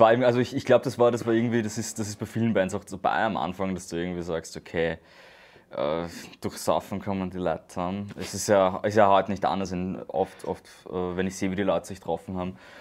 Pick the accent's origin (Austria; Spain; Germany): Austria; Vienna; als Wiener